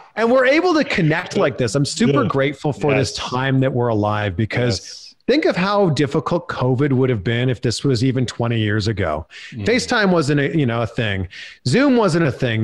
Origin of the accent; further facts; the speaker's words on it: Pickering, Ontario, Canada; I grew up, born and raised in Pickering, Ontario